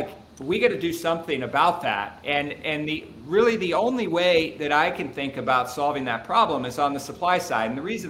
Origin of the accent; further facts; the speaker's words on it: Cincinnati, Ohio, United States; I'm from Cincinnati, Ohio